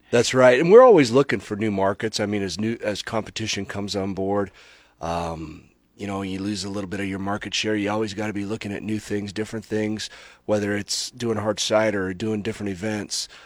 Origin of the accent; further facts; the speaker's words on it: Nebraska, United States; both Barb and I are basically born and raised in Nebraska